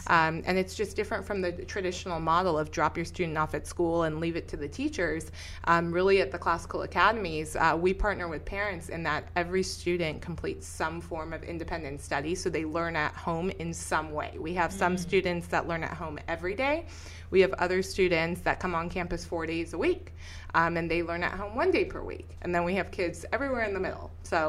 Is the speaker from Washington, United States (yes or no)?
no; Los Angeles, California, United States; I was born and raised in Los Angeles. I went through Los Angeles Unified School District, one of the biggest school districts in the nation.